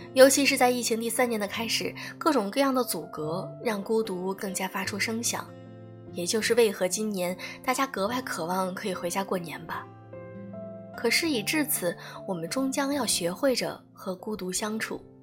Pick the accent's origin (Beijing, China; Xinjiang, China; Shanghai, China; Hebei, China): Beijing, China; 作为北京人，我还挺羡慕周遭的朋友们，因为他们有故乡啊